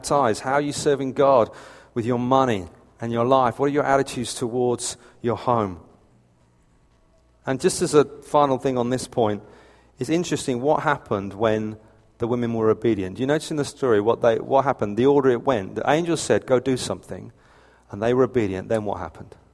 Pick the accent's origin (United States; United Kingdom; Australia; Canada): United Kingdom; I'm British to the point of annoyance